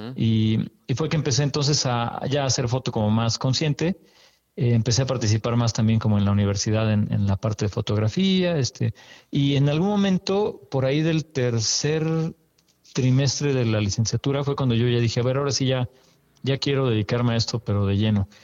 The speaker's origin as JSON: {"language": "Spanish", "region": "Mexico City", "country": "Mexico", "tie": "born or raised there", "said": "yo soy de aquí de la Ciudad de México. Y... Hace unos cuantos ayeres apenas que nací por acá."}